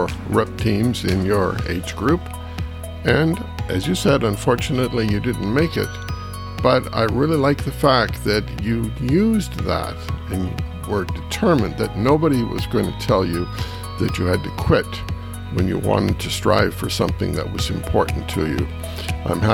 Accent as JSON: {"language": "English", "town": "Kitchener", "region": "Ontario", "country": "Canada", "tie": "born or raised there", "said": "my longtime friend, Dr. Glenn Pauley from my hometown in Kitchener-Waterloo"}